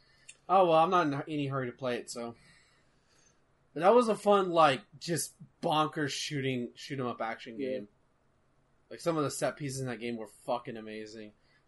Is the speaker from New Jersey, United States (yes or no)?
no; Austin, Texas, United States; I'm from Austin, Texas.